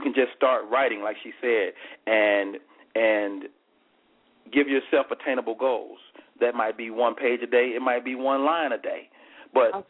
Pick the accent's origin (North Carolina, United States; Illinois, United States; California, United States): Illinois, United States; Chicago; also born or lived in Monroe, Louisiana; I'm from Chicago, Illinois, by way of Monroe, Louisiana